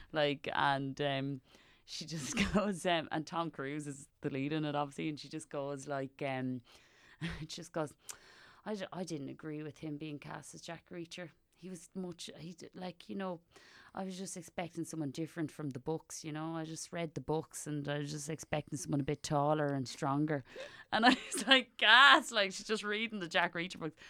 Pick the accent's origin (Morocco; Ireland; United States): Ireland; Wexford, Leinster; Every time I tell them I'm from Wexford